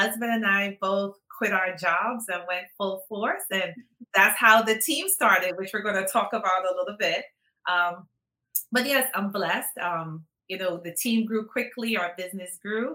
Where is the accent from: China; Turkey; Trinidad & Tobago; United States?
Trinidad & Tobago; moved away; I am originally from Trinidad. So when you hear the accent, that's where I'm from, originally from Trinidad